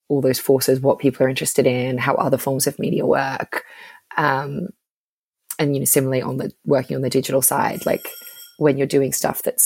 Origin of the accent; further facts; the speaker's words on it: Brisbane, Queensland, Australia; accent: Australian; moved away as an adult; also born or lived in Sydney, Australia; now in United Kingdom; I'm from Brisbane in Australia, where there kind of is no media.